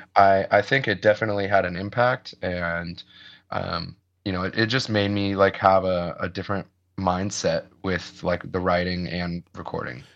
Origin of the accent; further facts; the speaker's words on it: Ohio, United States; moved away; I grew up in the Midwest and I grew up in, in Ohio